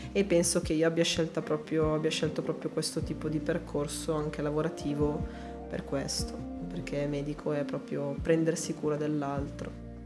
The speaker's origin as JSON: {"language": "Italian", "town": "Calusco d'Adda", "region": "Lombardy", "country": "Italy", "tie": "born or raised there", "also_born_or_lived": "Ponte San Pietro", "said": "io ti dico sono nata a Calusco, cioè sono nata a Ponte in realtà che è qua quarto d'ora da Calusco"}